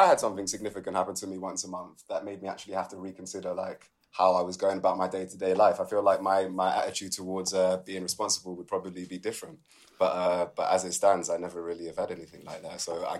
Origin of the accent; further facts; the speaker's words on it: London, United Kingdom; I'm from London, and so lots of my friends are from London